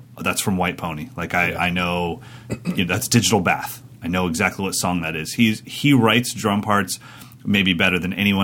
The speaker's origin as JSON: {"language": "English", "town": "Sacramento", "region": "California", "country": "United States", "tie": "born or raised there", "said": "my hometown of Sacramento, California"}